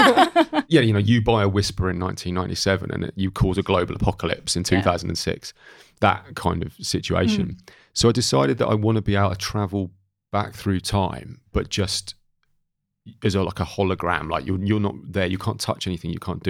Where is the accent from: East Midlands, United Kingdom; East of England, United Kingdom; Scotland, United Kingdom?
East of England, United Kingdom; Great Yarmouth; And bearing in mind I grew up in Great Yarmouth, I was nevertheless staggered by just how crummy it was.